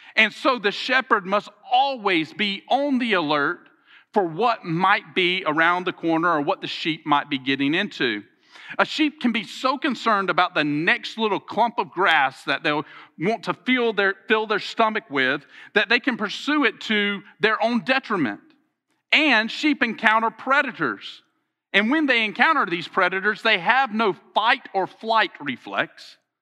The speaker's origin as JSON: {"language": "English", "region": "Alabama", "country": "United States", "said": "I'm from Alabama"}